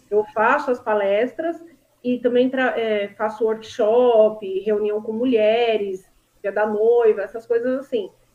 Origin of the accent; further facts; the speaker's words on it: São Bernardo do Campo, São Paulo, Brazil; Eu sou de São Bernardo do Campo